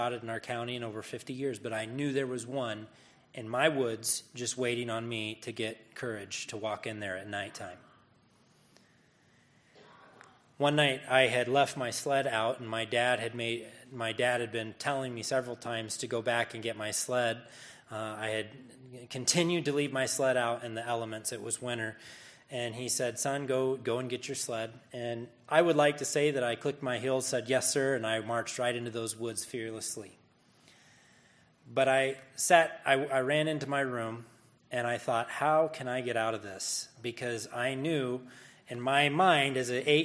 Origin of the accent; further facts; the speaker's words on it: Northeast Missouri, United States; As I was a little boy, we moved out from a city life. Well, I say city life. I'm from Northeast Missouri